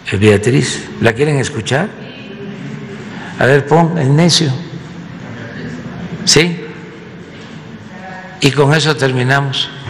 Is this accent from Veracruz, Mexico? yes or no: no; Tepetitán, Tabasco, Mexico; nací en Tepetitán, Macuspana, Tabasco.